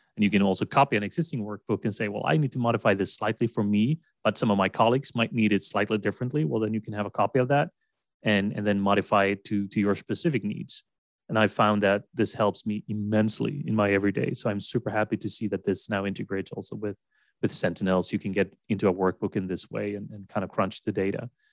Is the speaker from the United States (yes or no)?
no; Sweden; English is a second language; as a non-native American or English speaker, I'm from Sweden. I've always lived in Sweden, never lived abroad as such.